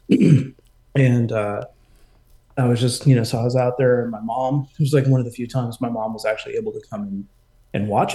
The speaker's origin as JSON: {"language": "English", "town": "Houston", "region": "Texas", "country": "United States", "tie": "born or raised there", "also_born_or_lived": "Austin, Texas / Hyderabad, India (ancestry)", "moved": "as an adult", "lives_now": "Atlanta, United States", "said": "I'm born and raised in Houston"}